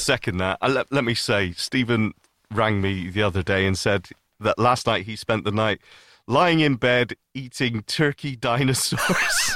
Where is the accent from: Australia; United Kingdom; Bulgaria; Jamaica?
United Kingdom; the north of the UK, the north of England; I'm British